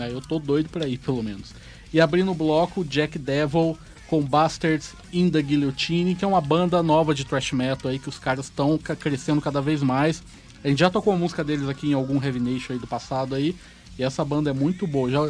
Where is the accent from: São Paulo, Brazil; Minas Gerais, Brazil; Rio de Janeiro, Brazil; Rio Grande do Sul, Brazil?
São Paulo, Brazil; Eu sou de São Paulo.